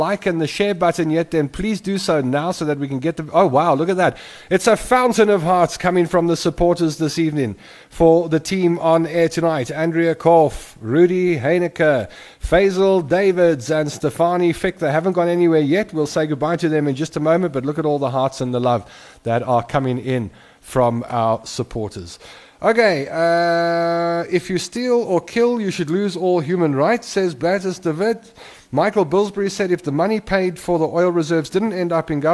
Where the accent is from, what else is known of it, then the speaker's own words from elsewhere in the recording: Springs, Gauteng, South Africa; moved away; I haven't been back to my hometown of Springs for a couple of years